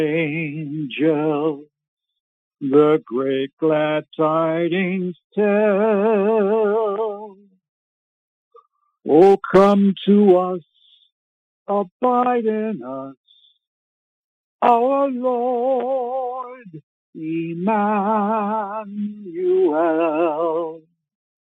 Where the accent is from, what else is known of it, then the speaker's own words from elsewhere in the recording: Canada; I was born in Canada